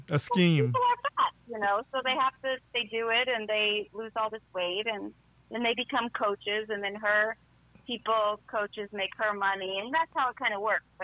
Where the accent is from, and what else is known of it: Albion, Illinois, United States; born or raised there; also born or lived in Decatur, Illinois